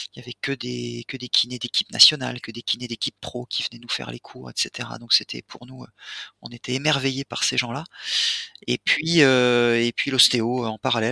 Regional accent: Reims, Grand Est, France; now in Switzerland; Je suis champenois moi, je, viens de Reims.

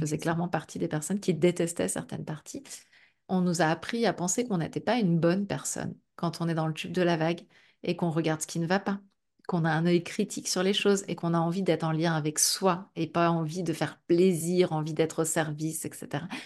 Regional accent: Brittany, France; je suis bretonne aussi, donc euh, pas très loin de la mer

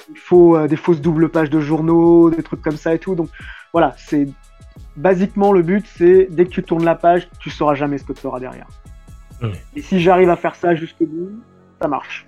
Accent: France; on est des Français, caucasiens, on va dire, même si on a des origines euh, du Maghreb

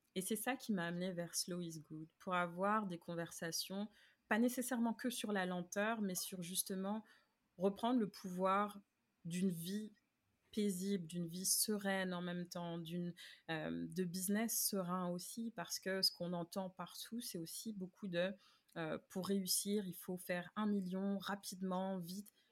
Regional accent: Paris, Île-de-France, France; moved away as an adult; now in Montreal, Canada; je viens de France, de Paris, plus précisément, mais euh, j'habite à Montréal depuis depuis 2008

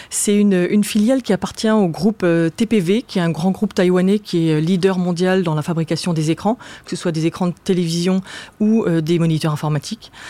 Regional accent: Strasbourg, Grand Est, France; now in Paris, France; moi j'ai grandi, je, suis née à Paris, c'est vrai, mais j'ai grandi à Strasbourg euh, j'avais très envie de, vivre à Paris.

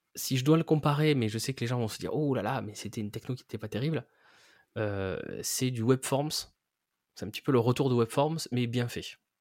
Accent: France; en tant que Français

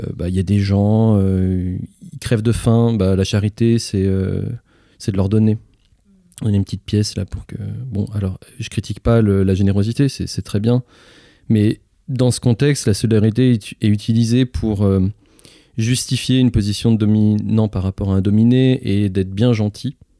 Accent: Lyon, Auvergne-Rhône-Alpes, France; je suis né à Lyon, là juste à côté

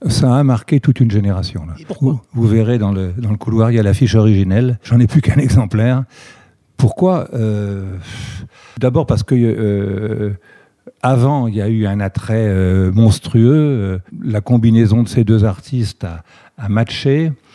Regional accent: Reims, Grand Est, France; je suis originaire de, la Champagne, de Reims pour être précis, où je, suis né en 52.

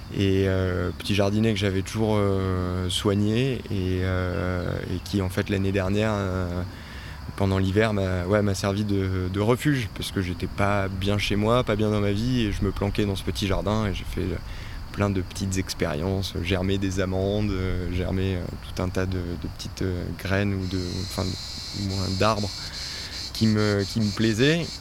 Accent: Les Deux Alpes, Auvergne-Rhône-Alpes, France; moved away as an adult; now in Gulf of Saint-Tropez, France; je suis originaire des deux Alpes en Oisan. donc j'ai passé les 20 premières années de ma vie euh, dans, le, massif des Alpes au pied du parc des Écrins

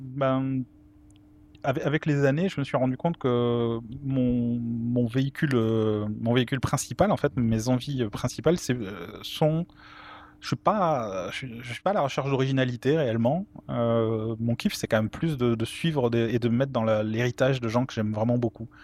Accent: Toulouse, Occitania, France; je suis toulousain

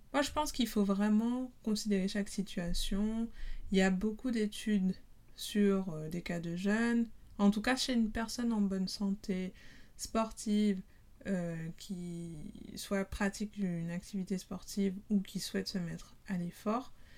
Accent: Guadeloupe; je suis guadeloupéenne

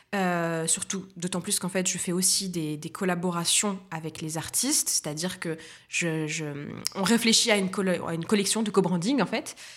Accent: Tunisia; moved away as an adult; also born or lived in Paris, France; now in Nice, France; je suis tunisienne, franco-tunisienne, je suis née en Tunisie, j'y ai passé 18 ans de ma vie, mes 18 premières années

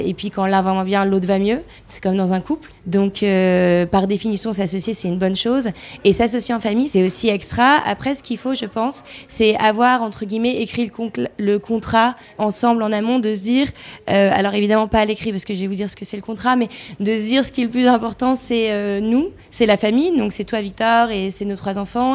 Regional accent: the North, France; on vient du Nord

